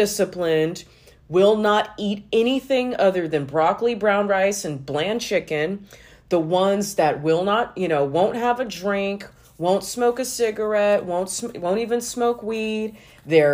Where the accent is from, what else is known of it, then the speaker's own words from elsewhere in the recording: Los Angeles, California, United States; as a young girl growing up in Los Angeles in the 90s